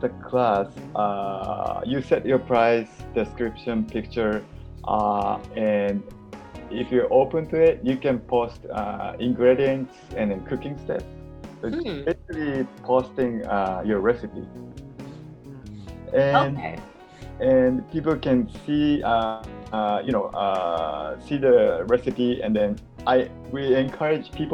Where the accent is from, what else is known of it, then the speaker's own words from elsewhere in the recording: Japan; moved away; I'm originally from Japan and I moved here